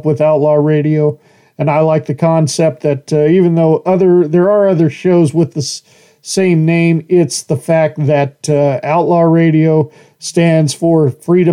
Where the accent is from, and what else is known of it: Horseshoe Bend, United States; born or raised there